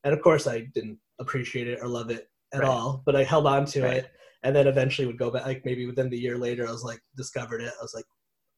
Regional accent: Meriden, Connecticut, United States; I'm from Meriden

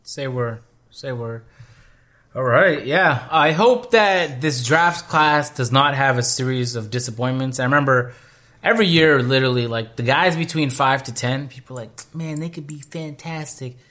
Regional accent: Canada; I'm from Canada

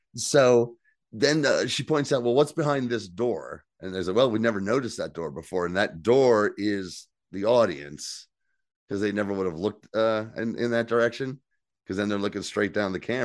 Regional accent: New Jersey, United States; I'm from New Jersey. We don't pump our own gas in New

